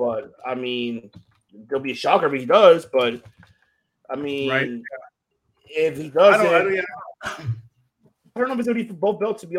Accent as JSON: {"language": "English", "town": "Chicago", "region": "Illinois", "country": "United States", "said": "I am from the Chi"}